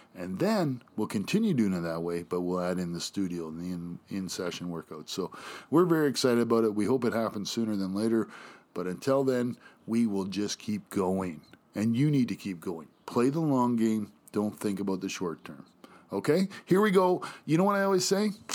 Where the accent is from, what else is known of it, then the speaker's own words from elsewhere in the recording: Canada; also born or lived in United States; I'm proud to say I'm Canadian